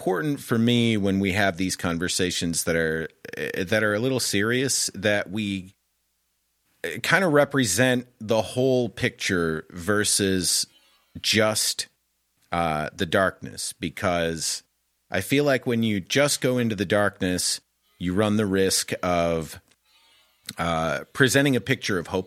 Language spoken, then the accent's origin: English; Michigan, United States; also born or lived in Colorado; now in California, United States; I'm in California now, but I'm originally from Michigan and then Colorado.